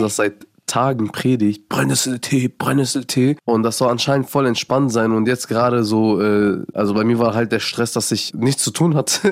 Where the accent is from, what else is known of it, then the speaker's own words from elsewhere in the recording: Afghanistan; Bei uns in Afghanistan